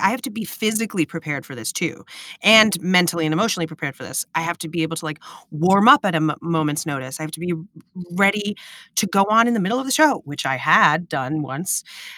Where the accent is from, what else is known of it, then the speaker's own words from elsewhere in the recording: New York City, New York, United States; I was from New York City